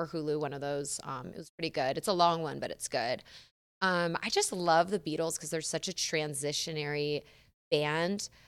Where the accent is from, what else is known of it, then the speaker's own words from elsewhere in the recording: San Diego, California, United States; moved away; I'm from San Diego, uh, California